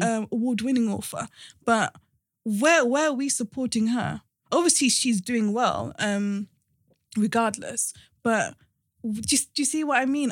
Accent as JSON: {"language": "English", "town": "Cardiff", "region": "Wales", "country": "United Kingdom", "tie": "born or raised there", "moved": "as an adult", "lives_now": "London, United Kingdom", "said": "we were in London for a bit, then we moved to Wales. Um, so end of primary school, of secondary school, I was in Cardiff"}